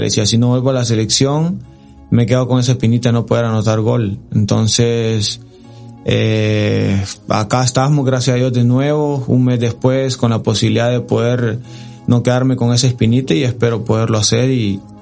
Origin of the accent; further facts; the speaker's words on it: Santa Tecla, La Libertad, El Salvador; por mi ciudad y por, por donde yo nací, por toda la gente que me ha visto crecer, soy del Santa Tecla